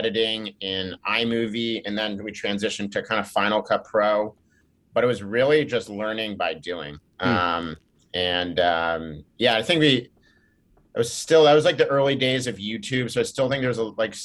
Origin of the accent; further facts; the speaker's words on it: Laguna Beach, California, United States; I grew up in Laguna Beach, California, which is an hour south